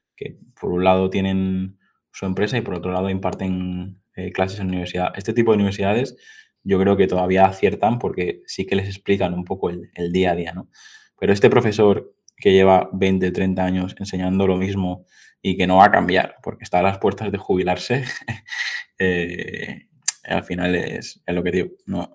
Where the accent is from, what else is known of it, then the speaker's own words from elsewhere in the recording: Mallorca, Balearic Islands, Spain; yo soy de Mallorca